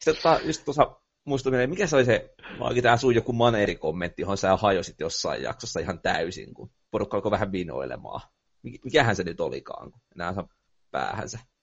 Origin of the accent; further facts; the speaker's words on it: Tampere, Pirkanmaa, Finland; accent: Tampere dialect; mä puhun tiettyä Tampereen murretta.